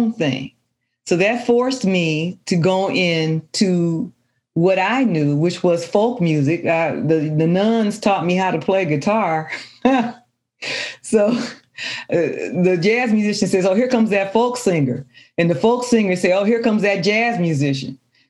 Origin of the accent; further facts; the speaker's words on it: Detroit, Michigan, United States; It's right near the boulevard. That's where I grew up